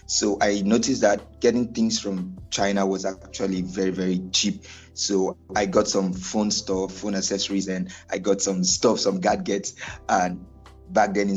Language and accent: English; Lagos, Nigeria; also born or lived in Rivers State; I'm a Nigerian from Lagos State